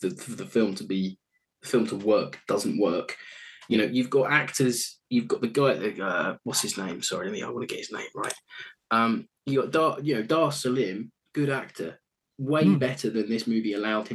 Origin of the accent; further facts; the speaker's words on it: United Kingdom; we're a British audience